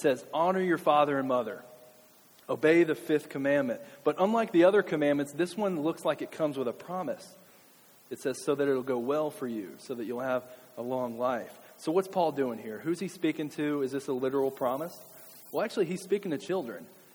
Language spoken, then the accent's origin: English; Kentucky, United States; as a kid and growing up in Kentucky